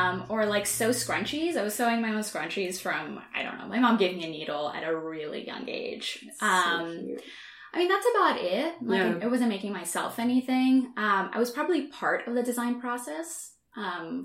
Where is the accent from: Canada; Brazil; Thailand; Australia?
Brazil; southern Brazil; moved away; I'm from Southern Brazil.